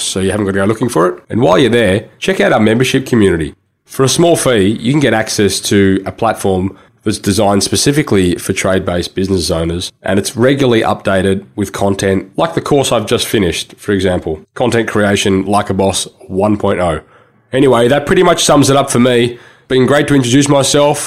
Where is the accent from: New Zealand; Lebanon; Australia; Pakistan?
Australia; Sydney, New South Wales; I grew up in Sydney and I still live in Sydney, Sydney, Australia.